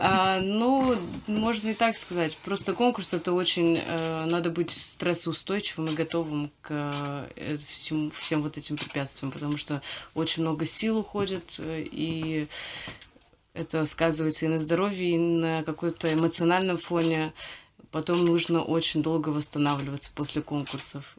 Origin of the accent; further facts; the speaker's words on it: Moscow, Russia; Я родилась и выросла в Москве